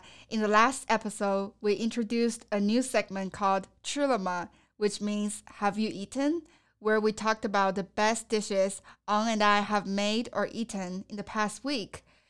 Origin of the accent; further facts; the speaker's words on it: Sichuan, China; now in United States; one of the signature Sichuanese dishes that I grew up eating in Sichuan province.